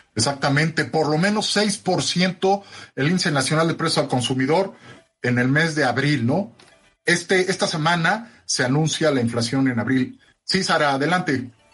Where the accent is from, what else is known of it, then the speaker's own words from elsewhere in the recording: Mexico; nuestro país